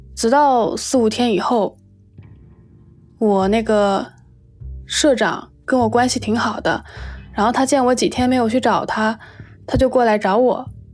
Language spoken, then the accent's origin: Chinese; Shenzhen, Guangdong, China; 今年二十五岁，我来自深圳，现在是一名插画师